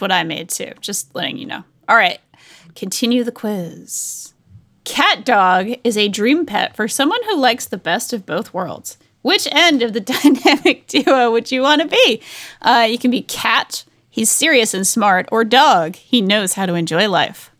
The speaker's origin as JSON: {"language": "English", "region": "Rhode Island", "country": "United States", "said": "I'm from Rhode Island."}